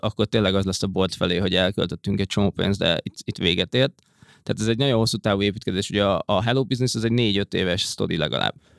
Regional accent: Hungary; moved away as an adult; also born or lived in London, United Kingdom; angliai bevándorlóként, magyarként

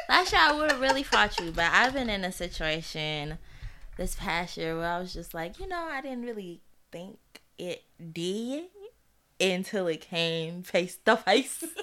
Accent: Royal Oak, Michigan, United States; I was born and okay. raised in Royal Oak.

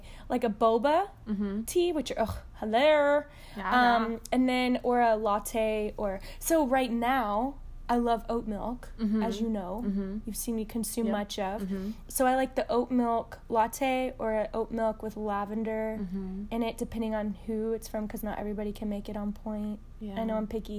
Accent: Arlington, Texas, United States; I grew up in Arlington, Texas, the real A-town

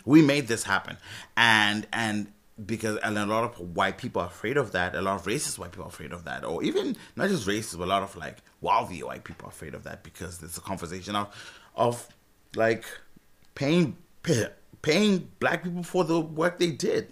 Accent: Zimbabwe; moved away as an adult; I'm from Zimbabwe, by the way. So, I've been here for seven years.

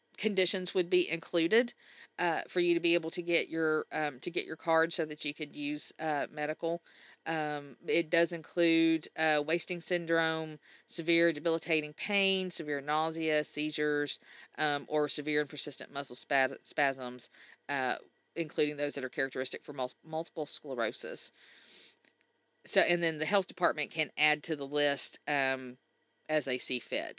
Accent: Mississippi, United States; Mississippi because that's my home state. That's where I grew up

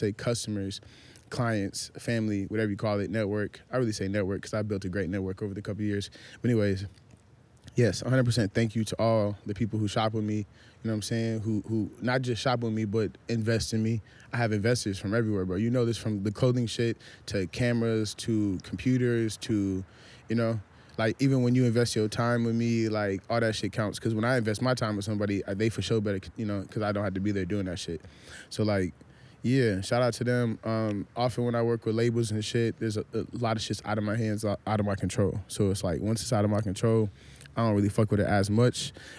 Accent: Minnesota, United States; also born or lived in Nebraska / Florida / Houston / San Antonio; now in California, United States; I'm from Minnesota. Yeah. Moved to goddamn, you know what I'm saying? I lived everywhere from Nebraska, Florida, Houston, San Antonio, L.A., you know, the whole shit.

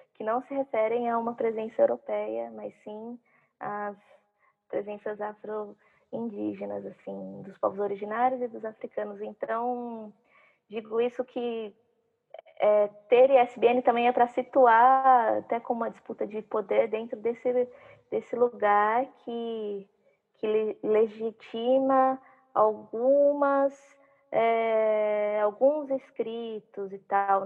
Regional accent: Várzea Paulista, São Paulo, Brazil; também sou de Várzea

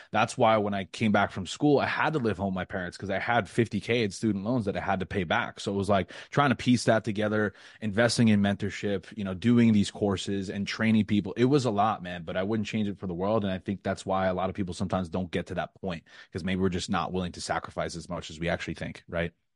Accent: New York, United States; moved away as an adult; now in Florida, United States; I was born and raised in New York, like I said, I'm twenty-seven, I spent twenty-five years there.

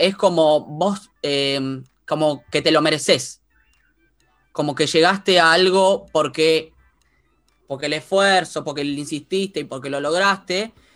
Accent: San Isidro, Buenos Aires Province, Argentina; yo vivía, yo viví siempre en San Isidro

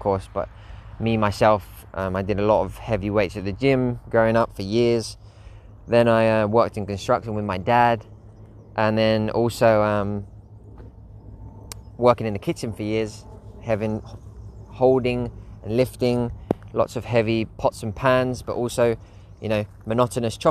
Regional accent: Spain; my local doctor in Spain, in my hometown

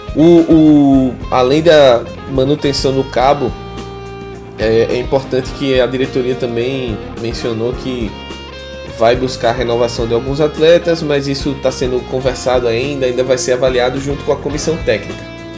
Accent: Maceió, Alagoas, Brazil; esse ser de Maceió

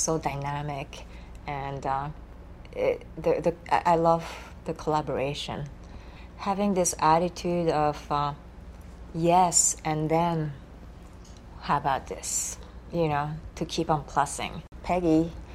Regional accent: Japan; English is a second language; moved away; Here I am from Japan. English is my third language.

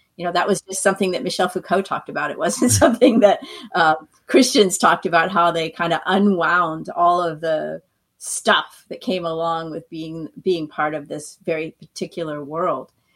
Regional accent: Maine, United States; moved away as an adult; also born or lived in California / Santa Barbara, California; now in Florida, United States; I'm really from Maine, but my heart's been in California since I moved there in the mid 80s

